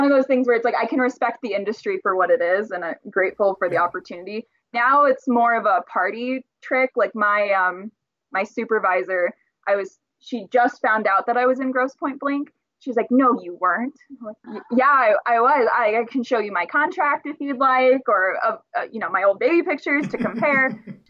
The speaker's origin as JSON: {"language": "English", "town": "Burbank", "region": "California", "country": "United States", "said": "We're from Burbank, which has Warner Brothers right there."}